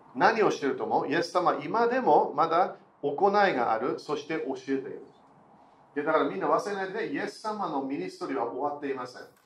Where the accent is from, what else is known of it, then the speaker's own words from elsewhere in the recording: United Kingdom; also born or lived in Germany; 私は半分イギリス人半分ドイツ人